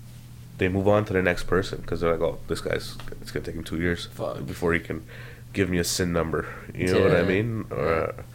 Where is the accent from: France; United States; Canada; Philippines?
Canada; But the thing is, as a Canadian, it's so shit. Like stand-up comedy is not considered an art form in Canada.